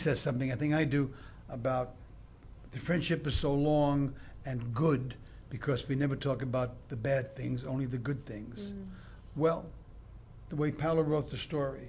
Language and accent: English; New York City, New York, United States; I had as a youth growing up in Brooklyn